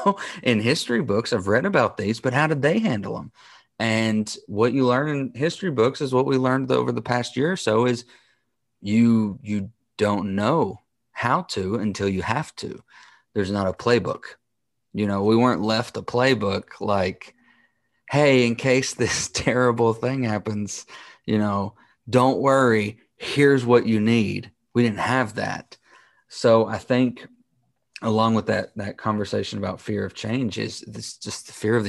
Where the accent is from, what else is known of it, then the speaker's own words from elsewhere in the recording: United States; I, as an American